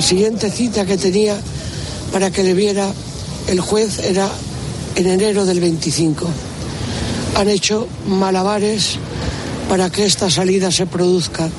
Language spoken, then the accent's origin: Spanish; Spain; estoy aquí, estoy en mi país. No sabemos lo afortunados que somos por haber nacido en este país.